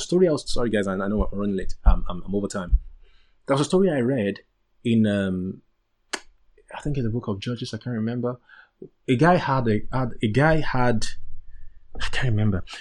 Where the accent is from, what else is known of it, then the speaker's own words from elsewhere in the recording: Nigeria; moved away; I'm a Nigerian guy. I'm a typical Nigerian guy